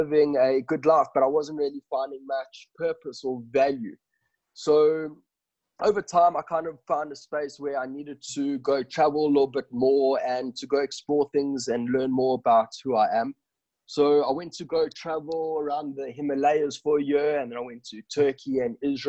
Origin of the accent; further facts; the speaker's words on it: South Africa; also born or lived in Johannesburg; I am born and bred in South Africa. I grew up in Victoria and I'm now living in Johannesburg.